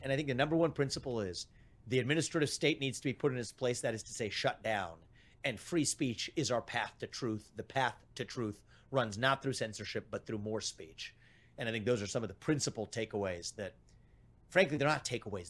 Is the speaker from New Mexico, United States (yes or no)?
no; Evendale, Ohio, United States; My dad faced layoffs at G E when we were growing up in Evendale, Ohio